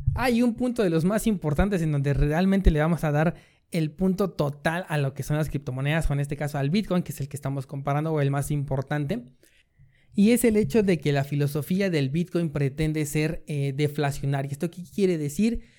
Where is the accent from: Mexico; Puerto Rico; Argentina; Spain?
Mexico; como decimos aquí, en México